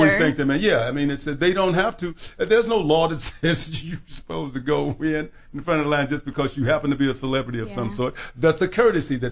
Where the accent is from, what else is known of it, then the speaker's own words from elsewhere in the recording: Chicago, Illinois, United States; growing up in Chicago